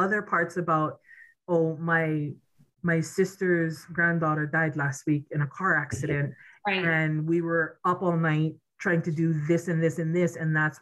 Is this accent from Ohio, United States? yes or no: no; Native Hawaiian, United States; I am Native Hawaiian.